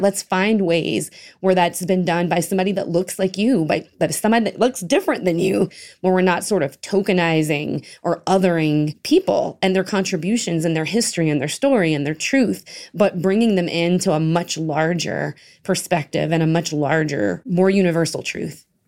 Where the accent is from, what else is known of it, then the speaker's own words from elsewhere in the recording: Marksville, Louisiana, United States; My hometown, I'm from a bayou. Uh, it's called Marksville.